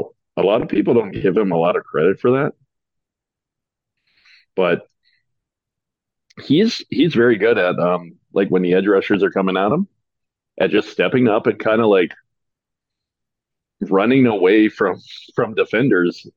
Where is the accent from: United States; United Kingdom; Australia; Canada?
Canada; I'm Canadian